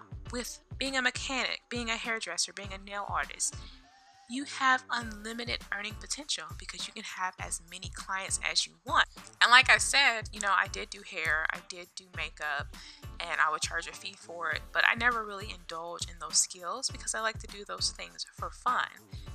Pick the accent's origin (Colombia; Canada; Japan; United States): United States; North Carolina; moved away as an adult; now in Virginia, United States; I am originally from North Carolina, 252 to be exact